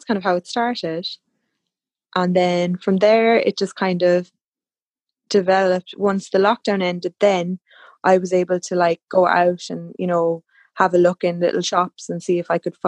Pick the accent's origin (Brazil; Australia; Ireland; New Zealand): Ireland; Cork, Munster; I'm from Cork, County Cork in Ireland